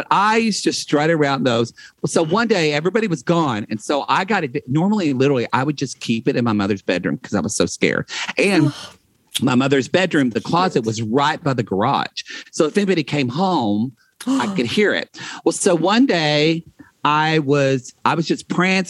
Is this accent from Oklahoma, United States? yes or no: yes; Oklahoma, United States; also born or lived in Texas; now in Los Angeles, United States; growing up in Oklahoma